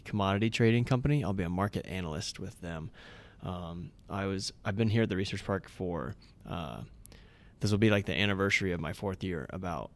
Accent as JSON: {"language": "English", "town": "Hamburg", "region": "Iowa", "country": "United States", "tie": "born or raised there", "also_born_or_lived": "Ames, Iowa", "said": "I grew up in Southwest Iowa. Hamburg was the name of the town."}